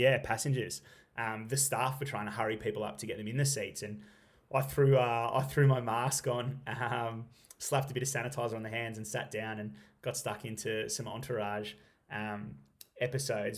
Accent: Stawell, Victoria, Australia; now in Halls Gap, Australia; I grew up in Stall, like, literally twenty minutes down the road

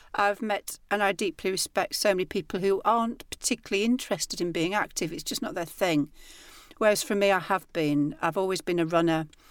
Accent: the north of England, United Kingdom; accent: northern; my accent. And I wanted it to be something that sounded comically northern

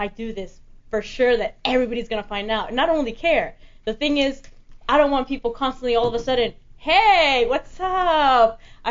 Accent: Opa-locka, Florida, United States; moved away as an adult; also born or lived in Fort Lauderdale, Florida; now in Los Angeles, United States; Originally from Florida. Grew up in Opa-locka. Live in Fort Lauderdale.

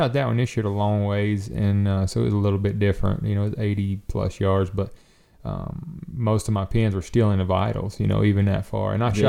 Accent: the South, United States; I grew up in the South

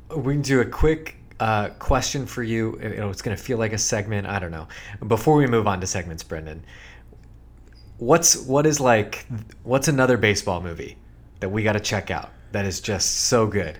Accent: Sacramento, California, United States; the kind of sports talk radio that we grew up listening to in Sacramento

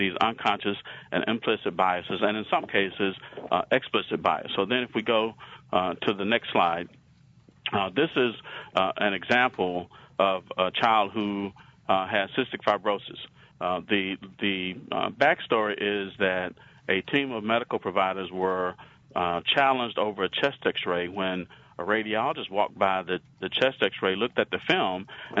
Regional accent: Alabama, United States; accent: southern; I have a southern accent. I'm from Alabama.

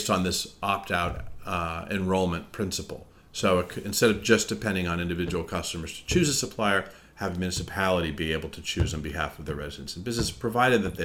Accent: California, United States; moved away as an adult; also born or lived in Massachusetts; I'm from California

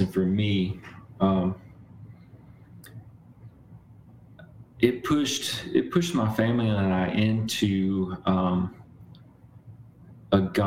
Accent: Mississippi, United States; I grew up in Mississippi

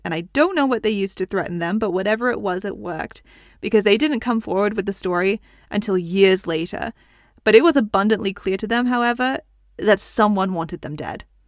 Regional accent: United States; soy estadounidense. I'm American

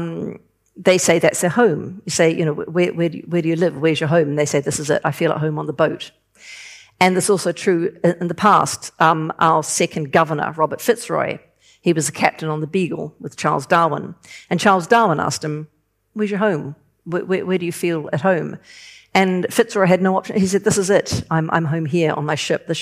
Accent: New Zealand; moved away; also born or lived in London; I'm from New Zealand. I'm living in London.

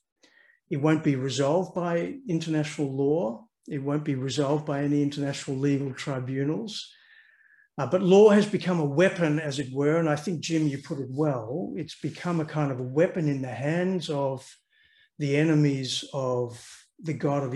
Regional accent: Australia; moved away as an adult; also born or lived in London; now in Netherlands; So I grew up in Australia. I'm an Australian. You probably hear that in my accent

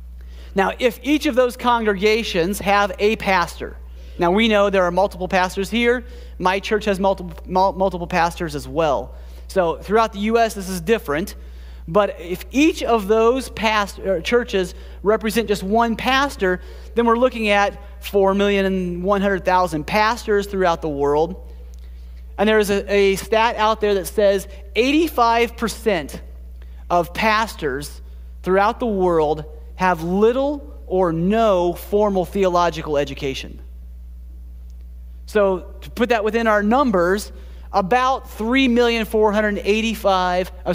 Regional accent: Springfield, Ohio, United States; moved away as an adult; also born or lived in Columbus, Ohio / Kalamazoo, Michigan / Costa Rica; now in Michigan, United States; I grew up in Springfield.

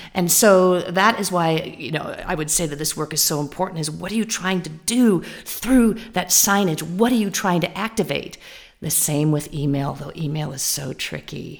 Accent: California, United States; I'm from California

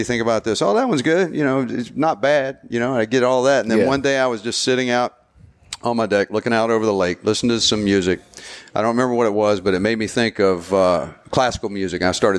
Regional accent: the South, United States; accent: Southern; Yeah, I'm the only Southern guy with the accent on the whole.

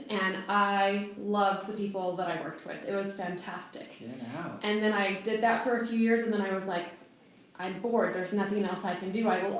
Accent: Kansas City, United States; now in Colorado Springs, United States; I did not grow up here, though. I grew up in Kansas City.

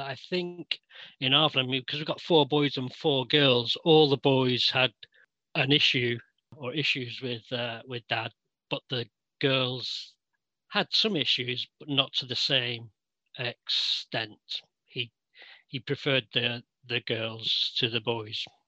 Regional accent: Manchester, North West England, United Kingdom; I was born in Old Trafford, Manchester

